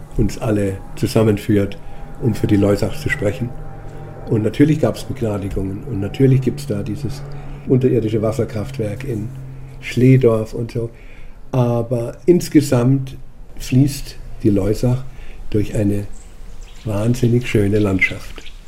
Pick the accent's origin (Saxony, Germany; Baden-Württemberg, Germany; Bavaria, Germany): Bavaria, Germany; the Loisach valley; der durch meine Heimat fließt